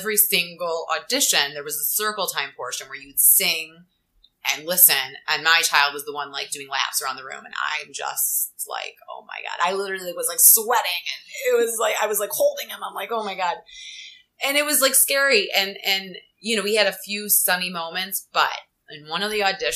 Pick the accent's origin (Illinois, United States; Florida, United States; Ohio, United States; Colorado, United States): Ohio, United States; Cleveland; moved away as an adult; also born or lived in Cincinnati, Ohio; now in New York City, United States; I'm originally from Cleveland, Ohio. Went to college, University of Cincinnati in Ohio. I'm like a Midwest girl, moved to New York City.